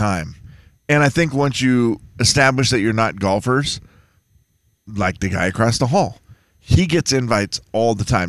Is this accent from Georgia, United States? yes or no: no; Harrington, Washington, United States; Harrington, Washington. My hometown.